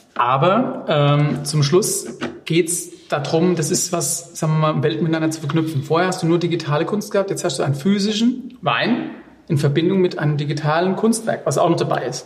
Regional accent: Rheinhessen, Rhineland-Palatinate, Germany

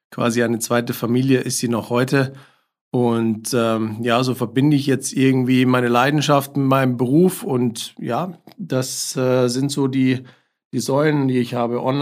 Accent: Bavaria, Germany; born there; accent: Lower Bavarian; now in Munich, Germany; lebe in München schon sehr, sehr lange, bin aber eigentlich gebürtiger Niederbayer, den man mir nicht mehr anhört.

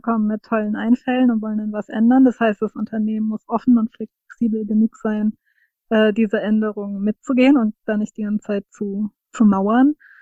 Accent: Rhine-Main area, Germany; das Rhein-Main-Gebiet empfohlen und dann ist sie eben äh, hierher gekommen, was witzigerweise meine Heimatregion ist

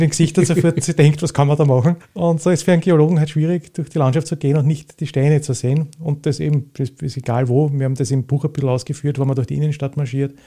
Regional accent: Retz, Lower Austria, Austria; in der Gegend, wo ich aufgewachsen bin, im Weinviertel bei Retz

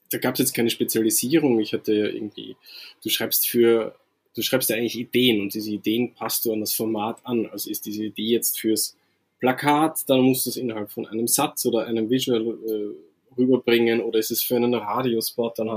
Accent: Austria; also born or lived in Vienna; now in Hamburg, Germany; Ich komme nicht ganz aus Wien, so ein bisschen, also sagen wir mal, kleineren Stadt als Wien, aber es ist nicht weit weg von Wien.

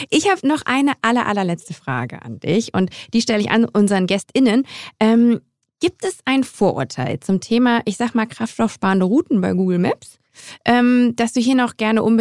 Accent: Grevenbroich, North Rhine-Westphalia, Germany; moved away; vielleicht ja auch meine Heimatstadt.

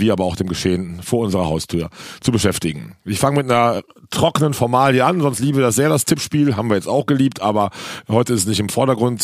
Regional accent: Cologne, North Rhine-Westphalia, Germany; als Kölner mitten im Karneval

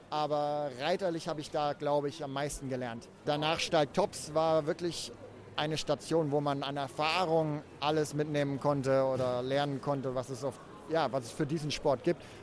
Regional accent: Germany; Aachen ist natürlich als Deutscher was ganz Besonderes.

